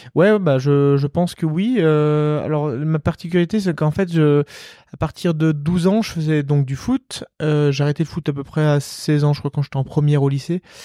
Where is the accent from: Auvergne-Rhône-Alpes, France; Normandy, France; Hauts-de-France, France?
Auvergne-Rhône-Alpes, France; Marthod; also born or lived in Albertville; j'allais euh, au foot dans mon petit village euh, où j'ai grandi à Marteau